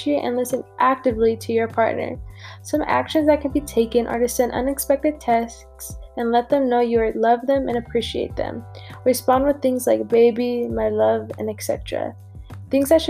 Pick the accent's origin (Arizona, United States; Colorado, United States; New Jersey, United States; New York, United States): Colorado, United States; born and raised in Colorado